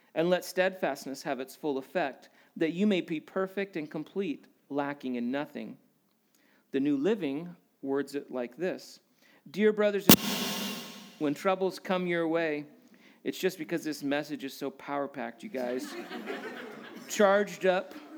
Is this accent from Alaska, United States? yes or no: yes; Alaska, United States; growing up in Alaska